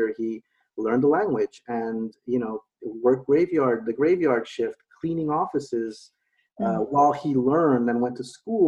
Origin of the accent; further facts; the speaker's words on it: Los Angeles, California, United States; I was born and raised in Los Angeles, mm-hmm. in San Fernando Valley area for the most part